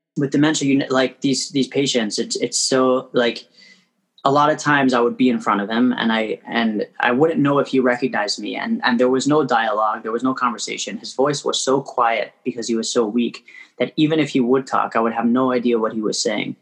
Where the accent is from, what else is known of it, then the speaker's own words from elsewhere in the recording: Toronto, Ontario, Canada; moved away as an adult; now in Crown Heights, Brooklyn, United States; I was born and raised in Toronto. I live in Crown Heights now